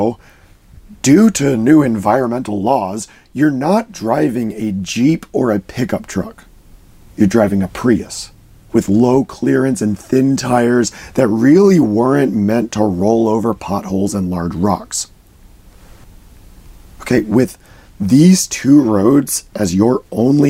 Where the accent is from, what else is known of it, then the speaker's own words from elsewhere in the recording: United States; I grew up in the Washington, D.C. area. I lived about an hour north of D.C.